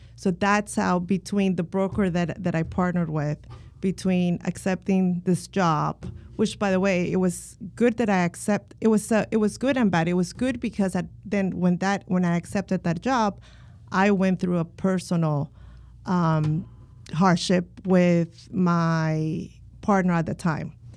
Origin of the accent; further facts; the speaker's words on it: Miami, Florida, United States; also born or lived in Colombia; now in Orlando, United States; I was born in Colombia, and my mom immigrated from Colombia when I was eight. So I was raised in Miami